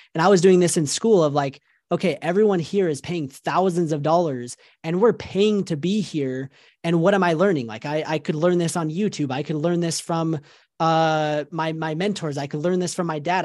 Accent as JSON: {"language": "English", "town": "Salt Lake City", "region": "Utah", "country": "United States", "tie": "born or raised there", "said": "I grew up in Salt Lake City, Utah. I was born and raised here in Utah, and I've been here basically my entire life"}